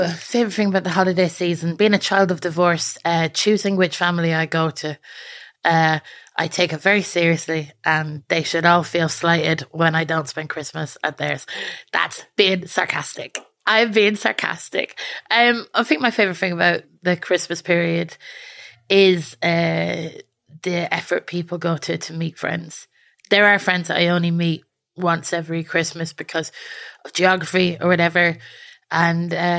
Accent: Ireland; being an Irish woman

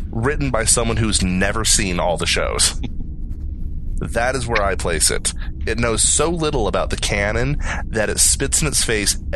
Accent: Texas, United States; Um, uh, I'm from Texas.

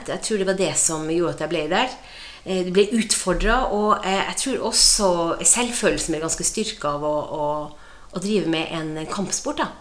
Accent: Båtsfjord, Finnmark, Norway; now in Sarpsborg, Norway; Jeg kommer jo fra Båtsfjord eh, i Øst-Finnmark. og det var Norges største fiskevær den gangen, og de, eh, de sier det fortsatt er det, og det, det er vi nok. Eh, Båtsfjord er et, eh, godt sted å vokse opp.

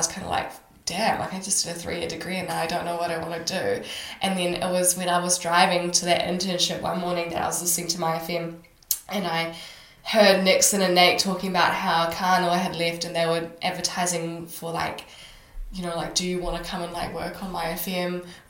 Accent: Auckland, New Zealand; moved away; We're all Kiwis from Auckland.

